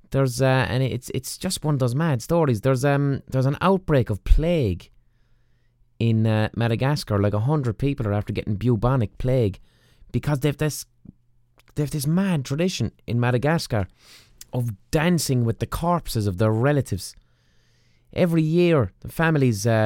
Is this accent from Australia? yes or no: no; Ireland; us as Westerners, as Irish people